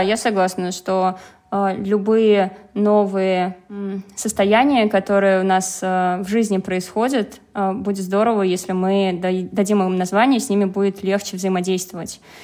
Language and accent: Russian; Penza, Penza Oblast, Russia; Я родилась в Пензе